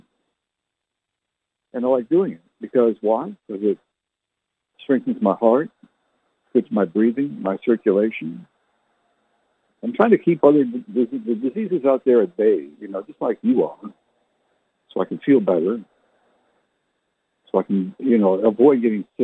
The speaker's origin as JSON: {"language": "English", "country": "Canada", "tie": "born or raised there", "said": "I never learned to speak like she did because I was born in Canada"}